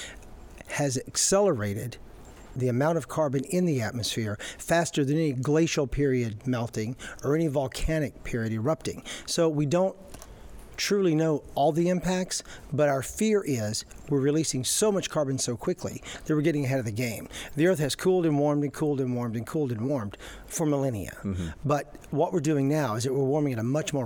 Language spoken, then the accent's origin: English; Tennessee, United States; moved away as an adult; also born or lived in Ohio / Kentucky; now in Florida, United States; I'm from Tennessee, I love Florida, I've been here 20 years, I went to school at Ohio State in Western Kentucky